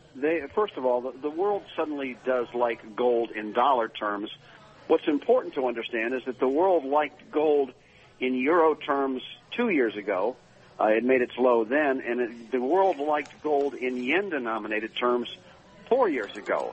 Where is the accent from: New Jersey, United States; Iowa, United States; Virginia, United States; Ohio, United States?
Ohio, United States; Akron; I grew up in Akron, Ohio